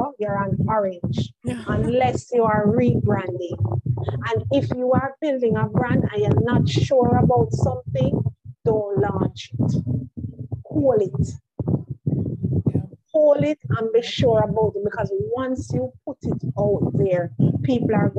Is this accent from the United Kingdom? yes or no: no; Jamaica; I'm from Jamaica